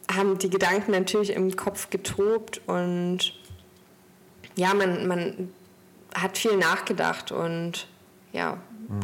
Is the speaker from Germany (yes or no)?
yes; Stralsund, Mecklenburg-Vorpommern, Germany; now in Hamburg, Germany; Ich komme gebürtig aus Stralsund und habe dort mit 16 meine Ausbildung begonnen